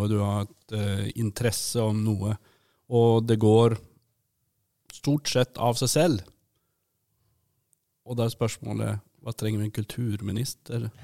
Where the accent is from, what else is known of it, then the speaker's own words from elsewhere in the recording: Sweden; Jeg er jo svensk også. Nå har jeg jo faktisk, Man får lov å være begge, så nå er jeg både norsk og svensk.